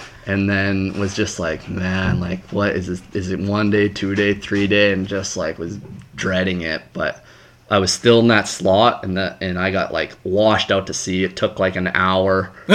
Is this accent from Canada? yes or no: yes; Canada; I was from Canada